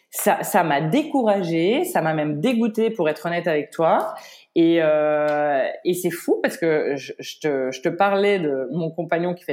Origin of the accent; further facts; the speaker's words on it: Paris, Île-de-France, France; je suis, euh, tu sais, je suis parisienne à